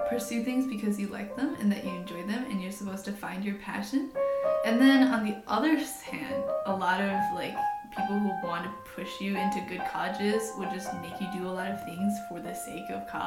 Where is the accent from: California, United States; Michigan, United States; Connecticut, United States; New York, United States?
Michigan, United States; Canton; I'm from Canton, Michigan, which is just outside of Ann Arbor, so it's not much of a big move for me.